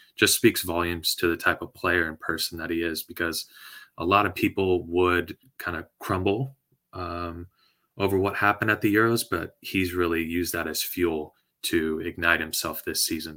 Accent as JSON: {"language": "English", "town": "San Diego", "region": "California", "country": "United States", "said": "I'm from San Diego"}